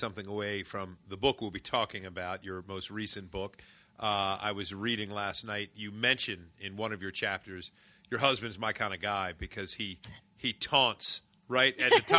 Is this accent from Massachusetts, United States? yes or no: no; Parkville, Maryland, United States; growing up in Parkville, Maryland, not terribly far away from where you are now